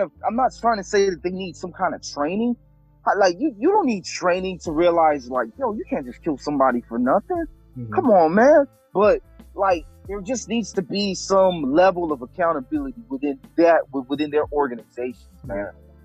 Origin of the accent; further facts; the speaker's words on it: Haiti; moved away; I'm Haitian, dog. I was born in Haiti.